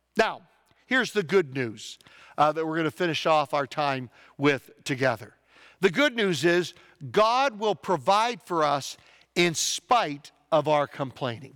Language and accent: English; United States; As American Christians